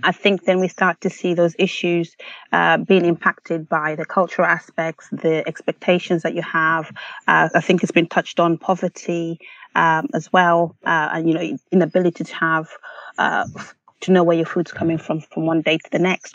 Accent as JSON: {"language": "English", "country": "Malawi", "tie": "born or raised there", "moved": "yes", "lives_now": "United Kingdom", "said": "growing up in Malawi"}